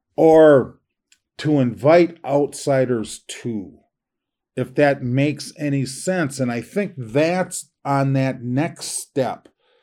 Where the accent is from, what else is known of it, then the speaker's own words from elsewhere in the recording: Minneapolis, Minnesota, United States; I grew up in North Minneapolis in the projects